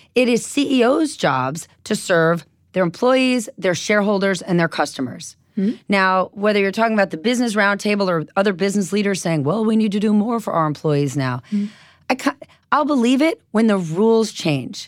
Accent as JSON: {"language": "English", "region": "New Jersey", "country": "United States", "said": "I was from New Jersey"}